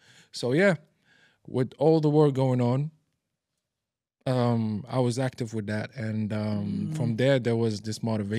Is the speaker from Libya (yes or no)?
yes; Libya; also born or lived in Morocco / Italy; now in Dubai, United Arab Emirates; Born and raised in Libya.